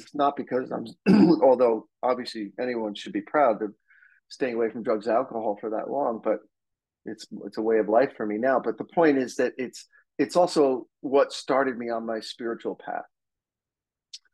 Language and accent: English; New Jersey, United States; now in Los Angeles, United States; I grew up on the East Coast of the United States in New Jersey, I've been out here since the 80s